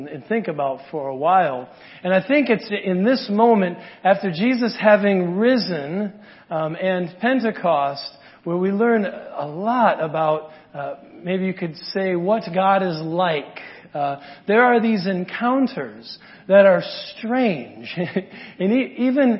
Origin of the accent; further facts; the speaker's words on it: Wisconsin, United States; now in Inland Empire, California, United States; I'm from Wisconsin